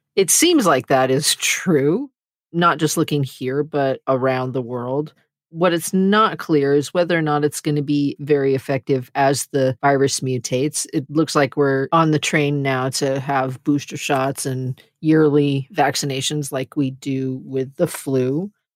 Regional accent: United States; as an American

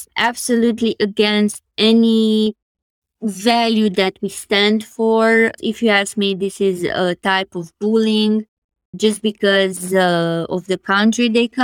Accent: Romania; moved away; whenever I'm asked where am I from, I say Romania

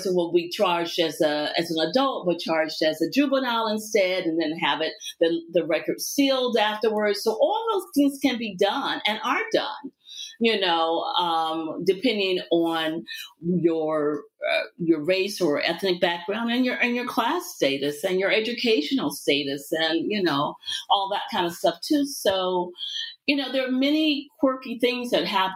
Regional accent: Virginia, United States; also born or lived in Richmond, Virginia; I'm from the South. I'm from Virginia. I spent a lot of time in Richmond, Virginia

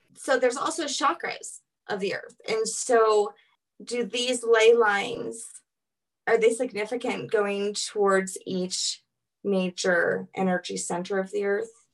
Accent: New Orleans, Louisiana, United States; I'm from New Orleans

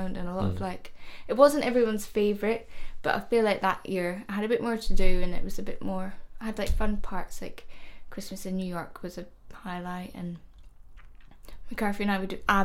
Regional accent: Scotland, United Kingdom; I'm just from Scotland. That's where I'm from, and I'm proud to be Scottish

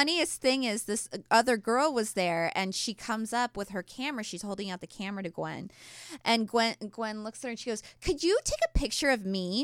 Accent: Orange County, California, United States; I grew up in Orange County.

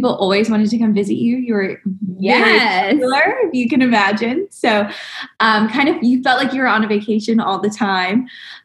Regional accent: Alabama, United States; moved away as an adult; also born or lived in Orlando, Florida; I'm originally from Alabama, so born and raised

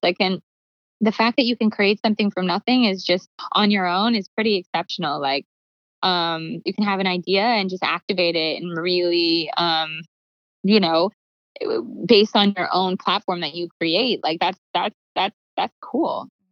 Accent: Calgary, Alberta, Canada; moved away; I grew up in Calgary where it's like there was like no music industry

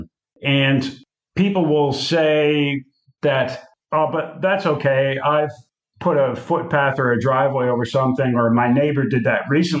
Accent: United States; now in South Australia, Australia; an American living in Australia

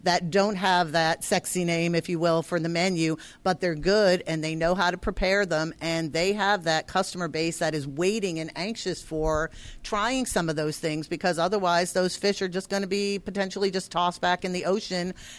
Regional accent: Connecticut, United States; So I'm from Connecticut, but all my relatives are in New Hampshire and Maine

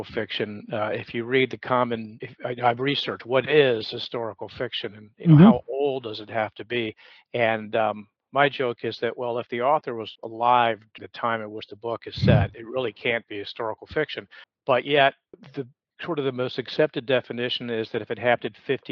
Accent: Atlanta, Georgia, United States; now in Charleston, United States; I was born and raised in Atlanta, so I understood what it meant to be born and raised in the South

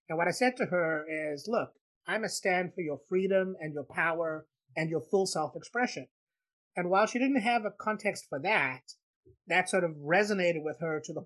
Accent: South Africa; I grew up in South Africa

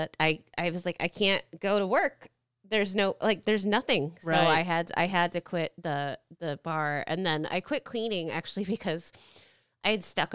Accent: Naperville, Illinois, United States; I grew up in Naperville

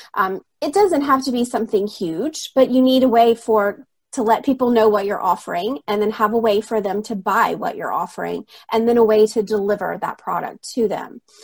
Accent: Alabama, United States; moved away as an adult; now in Rome, Italy; I'm originally from Alabama in the States

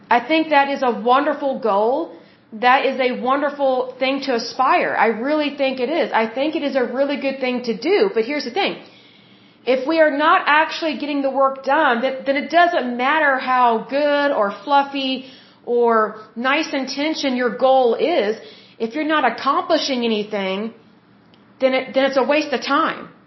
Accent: United States; as American citizens

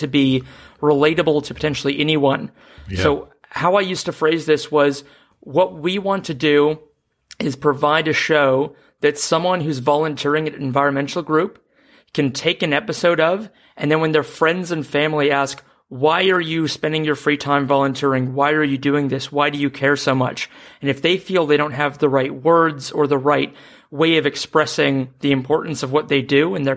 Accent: New Zealand; also born or lived in Seattle, United States; now in Melbourne, Australia; I'm a Seattleite who grew up in New Zealand, now living in Melbourne

